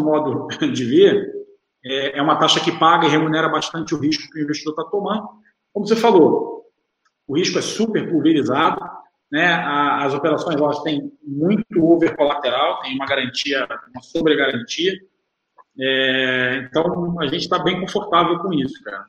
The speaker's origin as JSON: {"language": "Portuguese", "region": "Rio de Janeiro", "country": "Brazil", "tie": "born or raised there", "also_born_or_lived": "São Paulo", "said": "nasci fui criado no Rio de Janeiro, estou sempre aqui em São Paulo"}